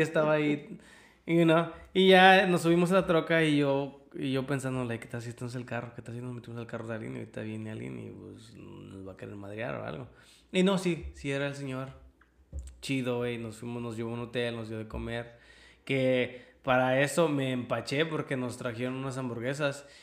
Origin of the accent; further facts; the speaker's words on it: Mexico City, Mexico; also born or lived in Austin, Texas; now in United States; yo soy de ciudad, güey. Yo soy del DF.